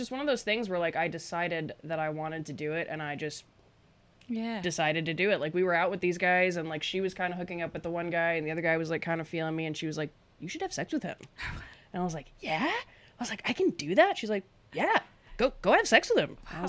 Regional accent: Woodbridge, Virginia, United States; moved away; Woodbridge, Virginia, which is like a 20-minute ride from DC.

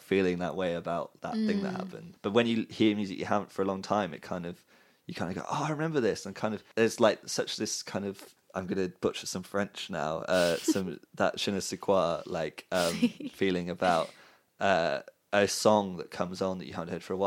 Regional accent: Cardiff, Wales, United Kingdom; Rada is where I went to high school

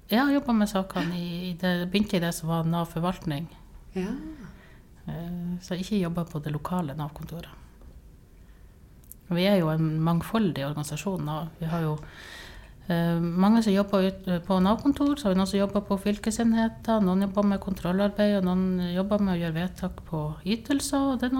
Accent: Northern Norway, Norway; now in Tromsø, Norway; Ja, jeg eh … jeg er nordlending. Jeg bor i Tromsø.

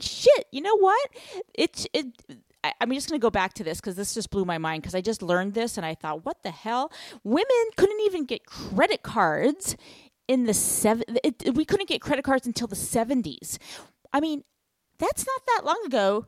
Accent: United States; to be American.

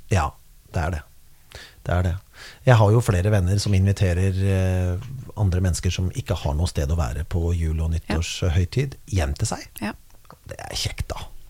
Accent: Kongsberg, Buskerud, Norway; jeg feiret jo veldig mye nyttår med vennene mine i tenårene og oppveksten på Kongsberg

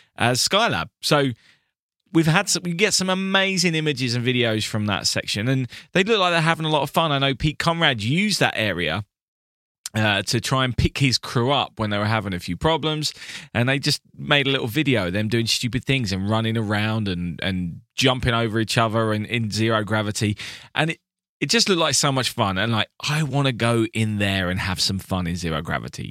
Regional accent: United Kingdom; I am your British friend

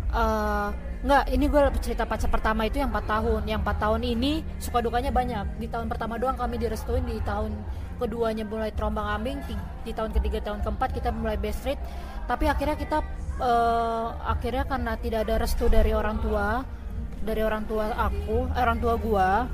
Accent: Pematangsiantar, North Sumatra, Indonesia; gue tinggal di kampung gue di Siantar

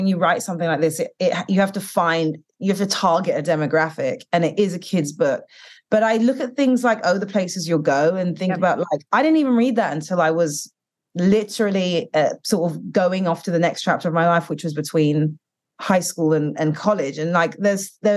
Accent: United Kingdom; moved away; growing up in the UK and being Black British and Caribbean

